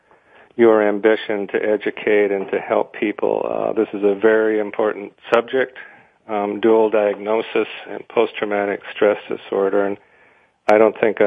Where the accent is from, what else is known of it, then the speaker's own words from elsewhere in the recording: Wisconsin, United States; I'm from Wisconsin also